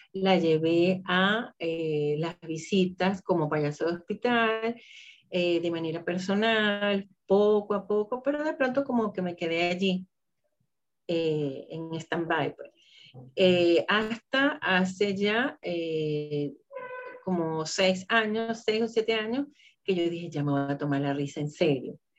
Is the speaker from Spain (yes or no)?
no; Venezuela; soy de Venezuela